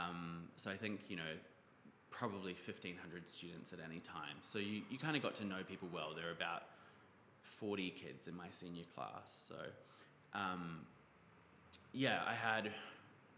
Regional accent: New Zealand; moved away as an adult; also born or lived in Bondi Beach, Australia; now in Sydney, Australia; I grew up in New Zealand, but I live in Bondi Beach

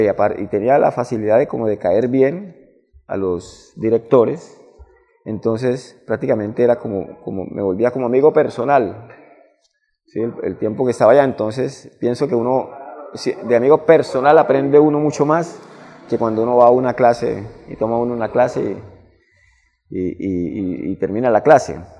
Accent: Barrancabermeja, Santander, Colombia; also born or lived in Medellín; soy nacido y criado aquí en Barranca Bermeja. Soy de Barranca totalmente.

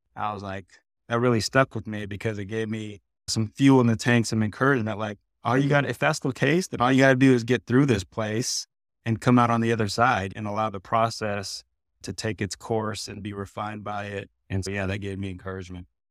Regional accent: San Diego, California, United States; moved away as an adult; I grew up in San Diego

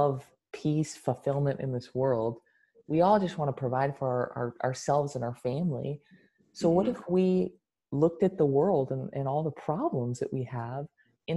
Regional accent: United States; the United States, the country I was born in, and okay, I would identify as being American

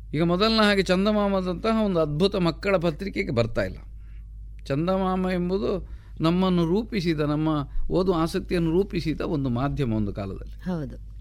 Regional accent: Pambettadi, Karnataka, India; also born or lived in Kalmadka; ಪಂಬೆತ್ತಾಡಿ ಅಂತಂದರೆ ನಾನು ಹುಟ್ಟಿದ ಊರು

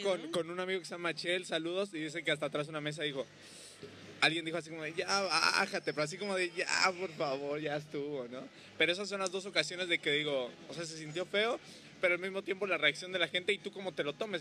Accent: Xalapa, Veracruz, Mexico; now in Cancún, Mexico; yo que soy de, de Jalapa, pues bueno, ahí me tocó el frío.

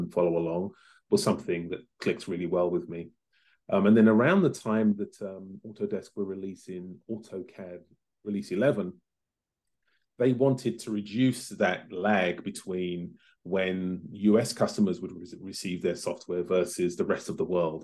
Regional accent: London, United Kingdom; moved away as an adult; now in Los Angeles, United States; I was born in London in the late 60s. My parents are from the Caribbean, mum's from Barbados, and my father is from Grenada, and they met in the UK, and I'm one of four children, so raised and educated in London

